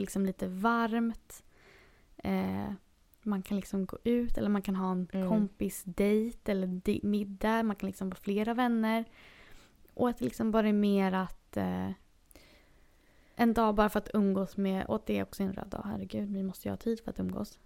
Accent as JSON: {"language": "Swedish", "country": "Sweden", "moved": "as an adult", "lives_now": "Los Angeles, United States", "said": "jag är svensk"}